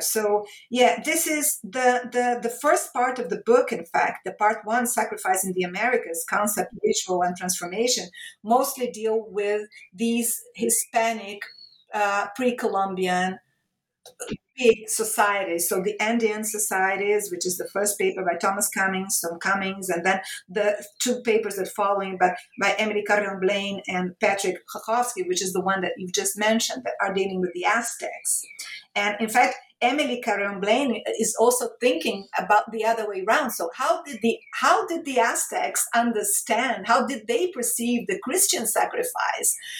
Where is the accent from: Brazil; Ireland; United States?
Brazil; Rio de Janeiro; moved away as an adult; also born or lived in Europe / Italy / Portugal; I moved to Brazil. I started working at my hometown state university, Rio de Janeiro State University.